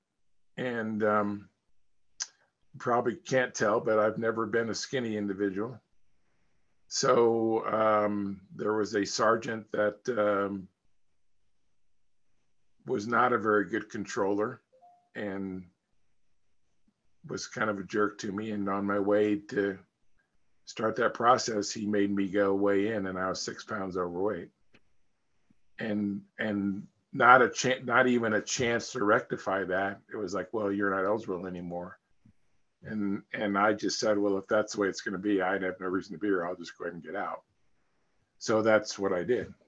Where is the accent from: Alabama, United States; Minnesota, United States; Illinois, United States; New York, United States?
Illinois, United States; Peoria; moved away as an adult; I grew up in Peoria, Illinois. So Midwest, home of Caterpillar.